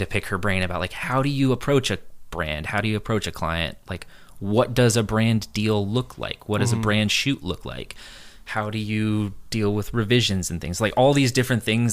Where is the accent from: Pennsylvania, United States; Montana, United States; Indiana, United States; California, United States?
California, United States; San Diego; also born or lived in San Francisco; I grew up in California my whole life.